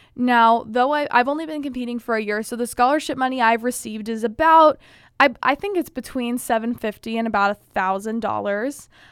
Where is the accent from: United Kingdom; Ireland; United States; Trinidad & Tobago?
United States; Indiana; my neighborhood has never had a Miss Indiana candidate